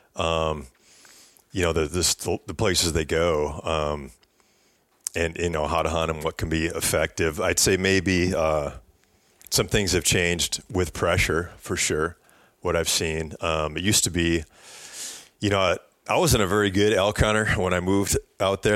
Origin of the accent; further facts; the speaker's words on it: Wisconsin, United States; I grew up bow hunting whitetails in Wisconsin